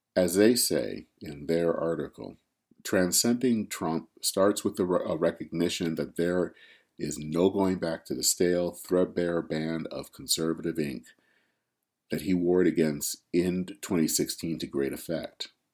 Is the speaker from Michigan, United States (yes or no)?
yes; Flint, Michigan, United States; my hometown in, of Flint, Michigan